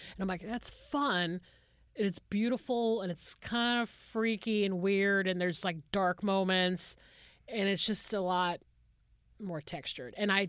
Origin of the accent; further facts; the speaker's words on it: Deep South, United States; now in Los Angeles, United States; I'm from the Deep South, obviously, which, you know, California seems like it's the Beach Boys songs, right?